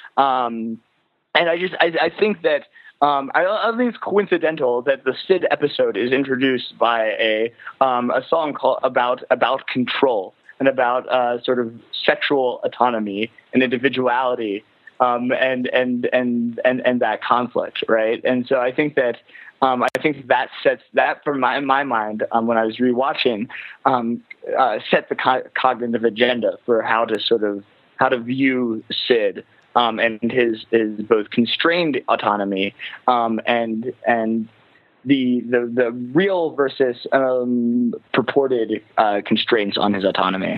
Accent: Lancaster County, Pennsylvania, United States; from Lancaster County, which is where where I'm from

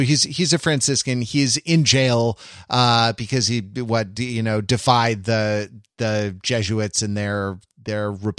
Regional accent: Los Angeles, California, United States; Like when I came from Los Angeles to the East Coast where you live

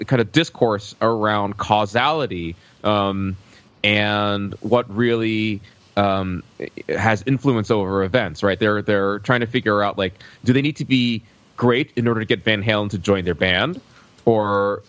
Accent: Alabama, United States; I grew up in Alabama

